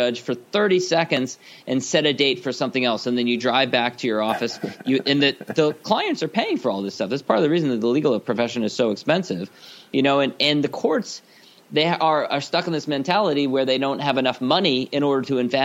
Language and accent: English; Los Angeles, California, United States; as a kid, I grew up in Los Angeles